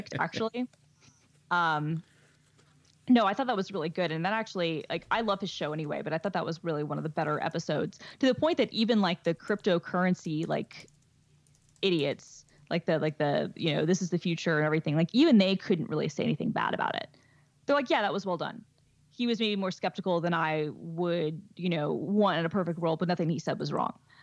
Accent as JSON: {"language": "English", "town": "New York City", "region": "New York", "country": "United States", "moved": "as an adult", "lives_now": "Seattle, United States", "said": "I'm from New York."}